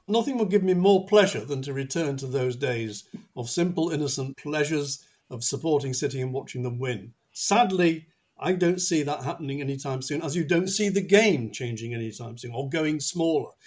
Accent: Manchester, North West England, United Kingdom; moved away as an adult; also born or lived in North London; now in London, United Kingdom; If people ask me where I come from, I would always say Manchester, even though, like John, I haven't lived there since I was 18 and went to university.

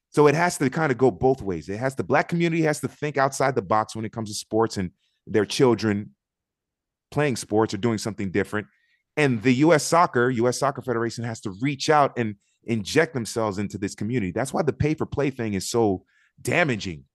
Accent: Miami, Florida, United States; also born or lived in Augusta, Georgia; I grew up in Miami

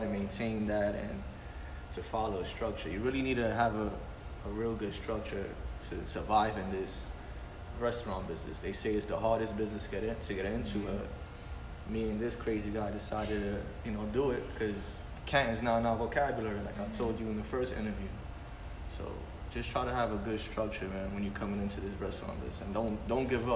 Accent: Brooklyn, New York, United States; We really from here

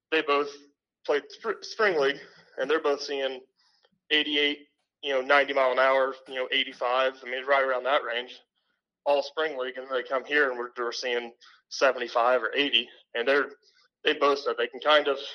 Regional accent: Sheridan, United States; I grew up playing in Sheraton

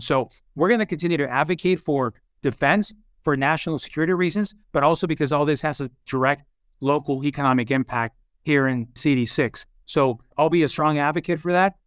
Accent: Tucson, Arizona, United States; also born or lived in Hermosillo, Sonora, Mexico; I was born in Mexico, in Hermosillo, Sonora, and I came here as a young kid to Tucson

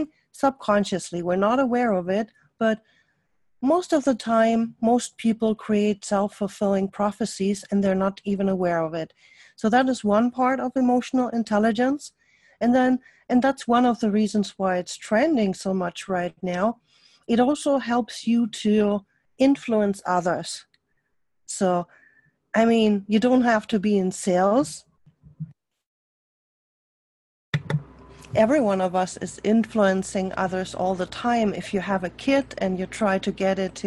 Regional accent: Germany; accent: German; English is a second language; now in United States; my accent is a German accent. I lived most of my life in Germany

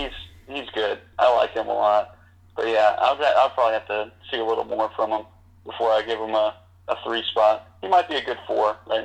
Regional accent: St. Louis, Missouri, United States; That's where I'm from. I'm from St. Louis.

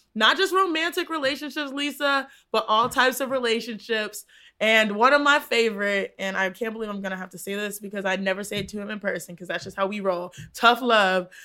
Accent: Texas, United States; I grew up in Texas, and so it was a part of our culture growing up

